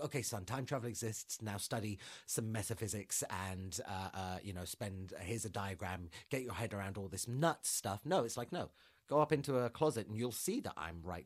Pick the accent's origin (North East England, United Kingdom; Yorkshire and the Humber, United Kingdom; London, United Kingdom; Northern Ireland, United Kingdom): London, United Kingdom; I'm from London.